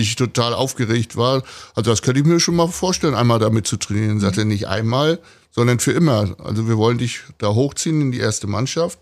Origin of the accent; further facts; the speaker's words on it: Rostock, Mecklenburg-Vorpommern, Germany; ich bin also in der DDR groß geworden